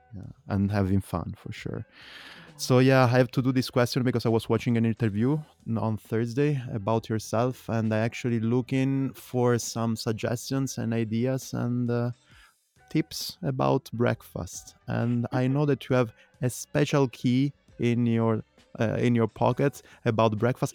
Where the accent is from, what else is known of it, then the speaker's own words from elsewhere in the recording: Italy; English is a second language; now in Berlin, Germany; I grew up in Italy